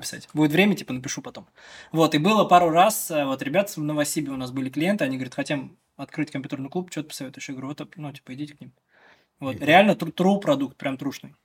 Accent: Chekmagush, Bashkortostan, Russia; Я из деревни, из Чекмагуши родом, это село в сторону на западе

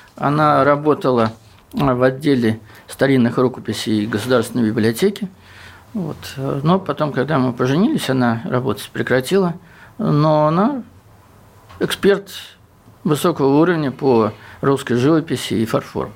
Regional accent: Southern Urals, Russia; я с Южного Урала

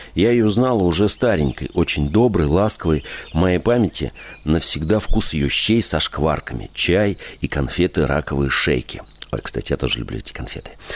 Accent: Moscow, Russia; в моем городском детстве, э, я родился в городе, в Москве

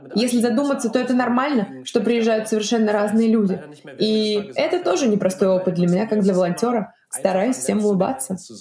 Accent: Russia; now in Berlin, Germany; я из России

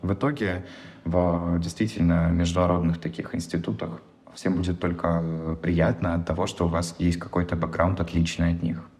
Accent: Russia; moved away as an adult; now in Seattle, United States; на моей работе то, что я из России

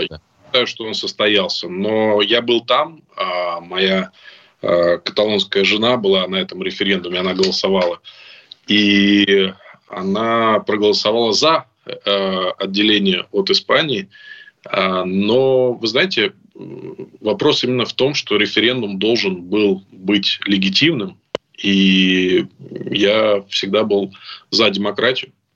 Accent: Moscow, Russia; moved away as an adult; now in Spain; я уехал из России, мне было восемнадцать лет

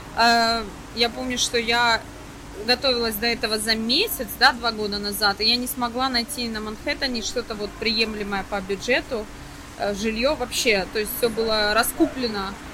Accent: Belgorod Oblast, Russia; now in Cyprus; я из Белгородской области

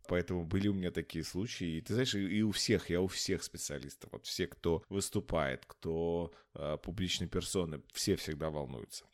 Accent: Omsk, Omsk Oblast, Russia; я сам сибиряк, и я родился в Омске

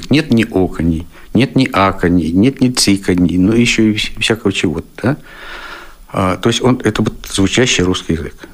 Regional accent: Siberia, Russia; Сибиряк тоже. Я сибиряк.

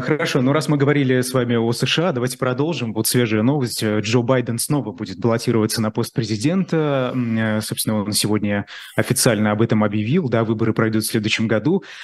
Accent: Bashkortostan, Russia; я как журналист из Башкирии

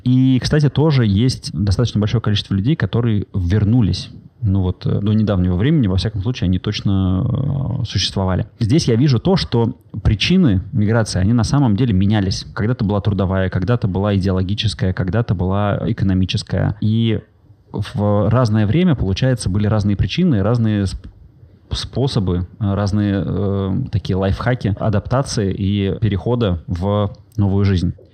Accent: Saint Petersburg, Russia; moved away as an adult; also born or lived in Bali; я как коренной петербуржец

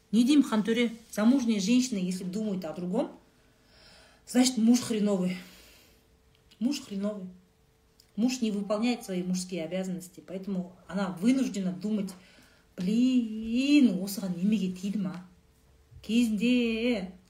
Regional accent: Saryagash, Turkistan Region, Kazakhstan; moved away; also born or lived in Shardara; сарыағаш сарыағаш туған жерім ғой

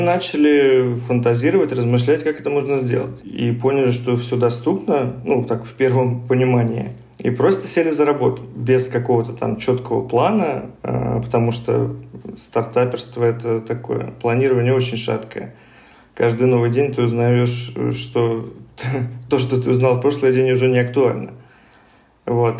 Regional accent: Moscow, Russia; я коренной москвич

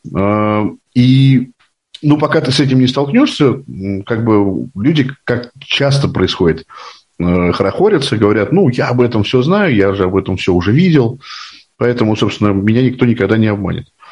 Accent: Moscow, Russia; Мне 41 год, я из Москвы

